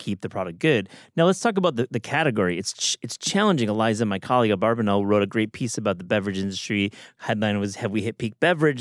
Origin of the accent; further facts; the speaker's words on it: Midwest, United States; I'm from the Midwest